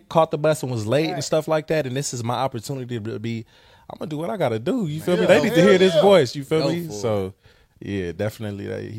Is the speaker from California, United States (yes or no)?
yes; Los Angeles, California, United States; I'm from Watts. I grew up in Watts. I went to school in Watts, as well as other cities around LA.